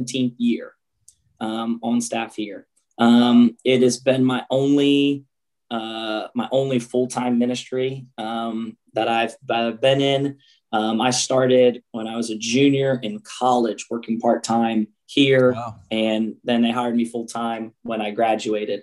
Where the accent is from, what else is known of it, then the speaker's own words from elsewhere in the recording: United States; moved away; I was raised about 45 minutes south of Philadelphia